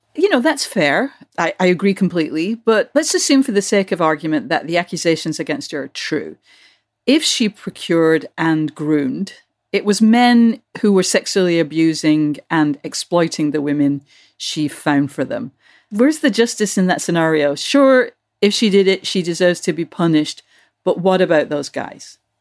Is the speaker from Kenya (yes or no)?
no; United Kingdom; moved away; when I was growing up in Britain